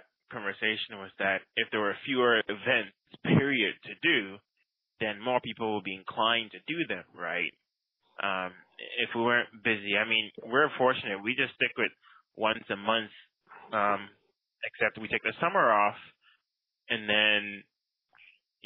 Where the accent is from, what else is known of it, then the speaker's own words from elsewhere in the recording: Ghana; now in United States; I did not leave my third world country, Ghana